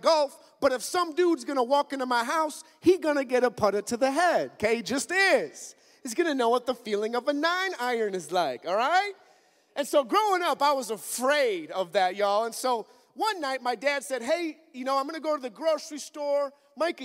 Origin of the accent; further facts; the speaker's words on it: Minnesota, United States; I'm from Minnesota, up in the north